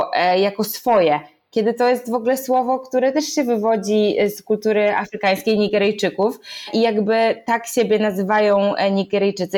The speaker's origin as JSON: {"language": "Polish", "country": "Poland", "tie": "born or raised there", "said": "ja i dziewczyny się urodziłyśmy w Polsce"}